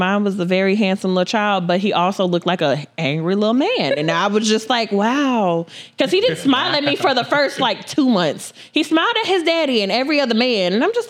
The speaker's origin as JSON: {"language": "English", "town": "North Las Vegas", "region": "Nevada", "country": "United States", "tie": "born or raised there", "said": "I grew up in the city of Las Vegas, North Las Vegas. I moved here back in 2002."}